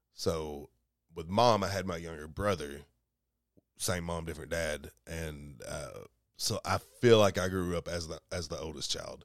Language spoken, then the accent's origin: English; Columbia, Kentucky, United States; moved away; I grew up in Kentucky about two hours away from here